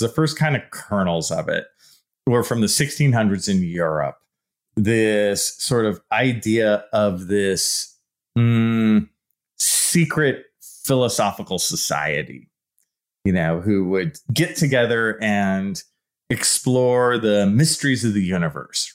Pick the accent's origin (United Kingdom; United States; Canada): United States; San Leandro, California; I grew up in the East Bay in a town called San Leandro. It's right below Oakland